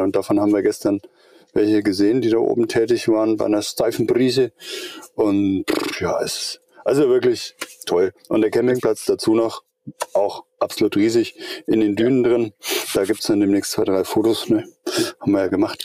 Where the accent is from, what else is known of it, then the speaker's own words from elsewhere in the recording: Eutin, Schleswig-Holstein, Germany; now in Middle Franconia, Germany; Ich wohne in Mittelfranken, bin aber überhaupt kein Mittelfranke. Ich bin ein Schleswig-Holsteiner. Ich komme äh, von der Ostsee drüben, von Eutin.